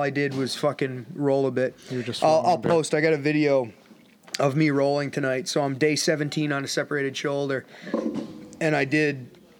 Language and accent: English; Canada; So... we're Canadians because we're from Canada.